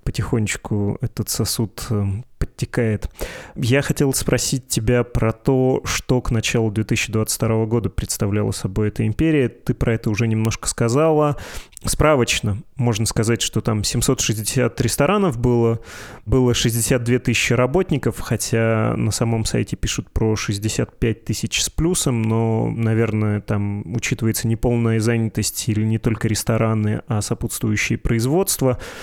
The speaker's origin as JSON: {"language": "Russian", "town": "Perm", "region": "Perm Krai", "country": "Russia", "moved": "yes", "said": "я из Перми, большую часть жизни там прожил"}